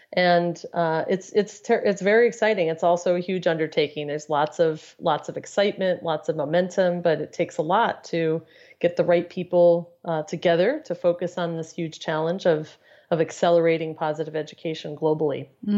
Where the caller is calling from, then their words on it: Cleveland, Ohio, United States; I am located in Cleveland, Ohio, in snowy Cleveland, Ohio.